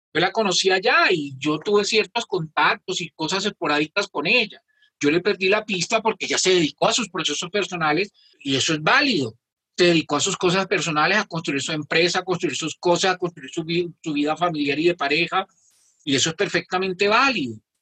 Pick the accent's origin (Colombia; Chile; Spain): Colombia; somos las colombianas y los colombianos